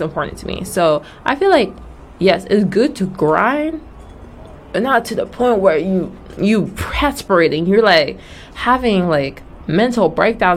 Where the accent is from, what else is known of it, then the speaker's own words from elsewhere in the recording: Nigeria; moved away; also born or lived in Georgia, United States; I'm Nigerian.